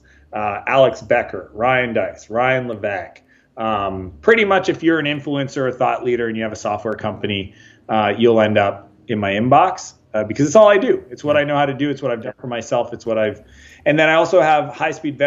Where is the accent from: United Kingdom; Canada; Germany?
Canada; moved away as an adult; also born or lived in San Francisco, United States; So I'm Canadian, but I left home when I was 21. Spent a lot of time in the U.S. down in San Francisco